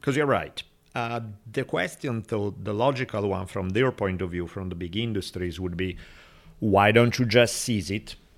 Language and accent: English; Italy; moved away; growing up in Italy